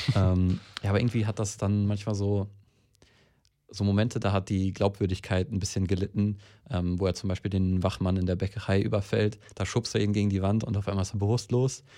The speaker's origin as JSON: {"language": "German", "area": "near Recklinghausen", "region": "North Rhine-Westphalia", "country": "Germany", "tie": "born or raised there", "said": "Recklinghausen ist von meiner Heimat auch gar nicht mal so weit weg. Ich glaube, es sind 20, 30 Minuten"}